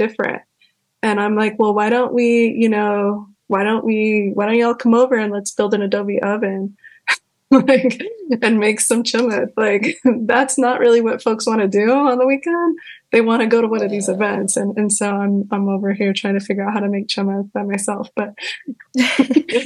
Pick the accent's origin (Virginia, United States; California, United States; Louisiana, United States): California, United States; I grew up in California and the fuckery out here is pretty awful